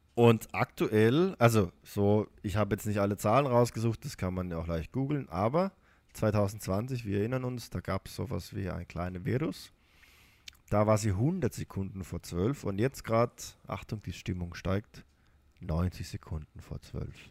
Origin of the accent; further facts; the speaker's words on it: Baden-Württemberg, Germany; accent: Baden-Württembergisch; Ich komme nicht aus dem Rheinland, aber auch in Baden-Württemberg ist das der Fall.